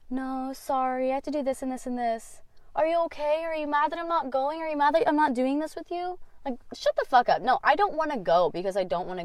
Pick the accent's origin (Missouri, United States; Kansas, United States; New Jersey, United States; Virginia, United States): Kansas, United States; also born or lived in Florida / Colorado; Okay, so I was born in Florida. I've been to Illinois, moved to Kansas when I was four. I moved to Colorado when I was eight